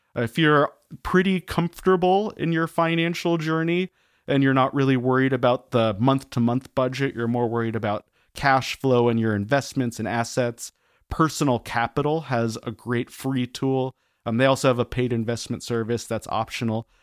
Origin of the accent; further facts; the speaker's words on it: Denver, Colorado, United States; I grew up around Denver, Colorado, out in the suburbs.